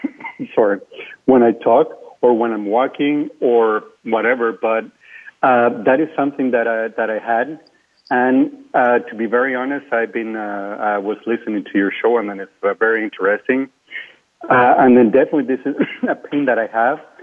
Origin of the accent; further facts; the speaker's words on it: Venezuela; first language Spanish; English is a second language; moved away; I'm Hispanic. I'm from Venezuela originally